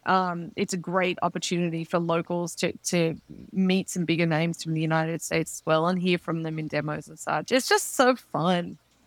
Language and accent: English; Melbourne, Victoria, Australia; I'm doing Melbourne just because that's my hometown, and so I get to visit family at the same time as going to Meatstock